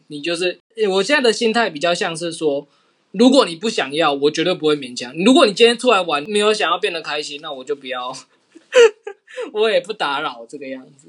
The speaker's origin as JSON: {"language": "Chinese", "region": "Yunlin County", "country": "Taiwan", "said": "我是云林人"}